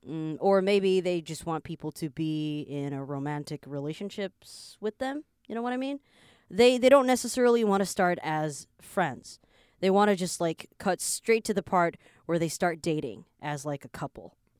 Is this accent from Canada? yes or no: yes; Canada; also born or lived in Taiwan; now in Taipei, Taiwan; I was born here, but I grew up in Canada, so I'm like Taiwanese slash Canadian, and I now live in Taiwan as well